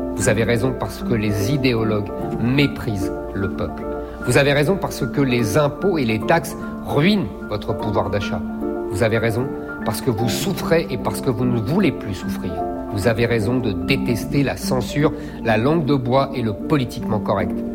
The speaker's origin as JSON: {"language": "French", "area": "Seine-Saint-Denis", "region": "Île-de-France", "country": "France", "tie": "born or raised there", "said": "Je suis né en Seine-Saint-Denis dans une famille modeste"}